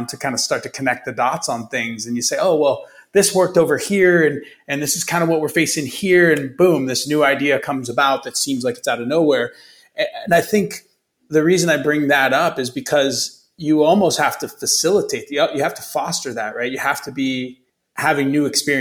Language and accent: English; Youngstown, Ohio, United States; moved away as an adult; also born or lived in Chicago; I grew up in the Midwest, grew up in Youngstown, Ohio, went to Ohio State